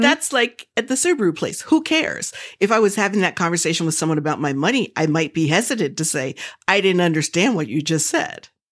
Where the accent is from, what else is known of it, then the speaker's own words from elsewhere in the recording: the South, United States; I'm from the South, and we don't tell people's age if they don't say so